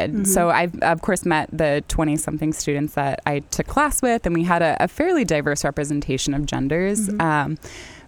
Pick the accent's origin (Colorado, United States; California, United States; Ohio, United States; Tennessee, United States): California, United States; San Diego; also born or lived in Duluth, Minnesota; now in Winona, United States; I'm not originally from the Midwest. I frequently get told I don't sound like a Midwesterner. I'm not. I'm from San Diego.